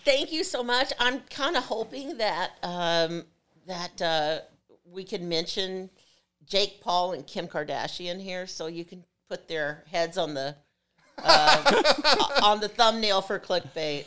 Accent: Evansville, Indiana, United States; born or raised there; moved away; also born or lived in Schererville, Indiana

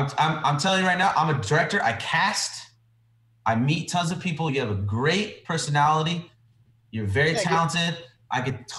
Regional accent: Lompoc, California, United States; It's a little town called Lompoc, if you ever heard of it.

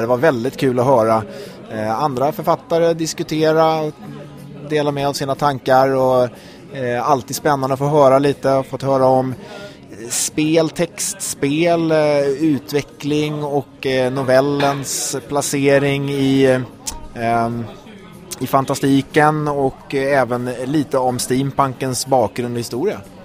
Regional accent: Stockholm, Stockholm County, Sweden; jag är författare från eh, Stockholm, eh, trebarnsfar och 41 år

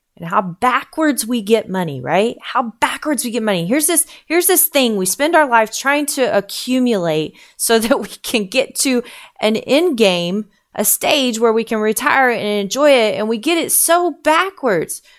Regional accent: United States

